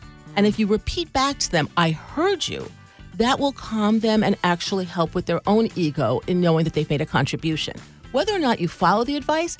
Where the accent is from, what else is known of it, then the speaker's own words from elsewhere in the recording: Long Island, New York, United States; I grew up on Long Island.